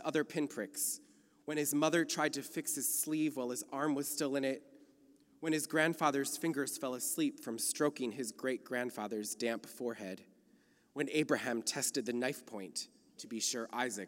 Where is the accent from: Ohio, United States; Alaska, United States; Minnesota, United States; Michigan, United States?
Minnesota, United States; born or raised there; now in California, United States